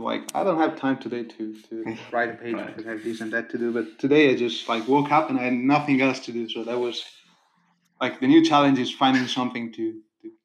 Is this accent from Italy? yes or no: yes; Italy; now in Denmark; asked me where I was from, and I told her I was from Italy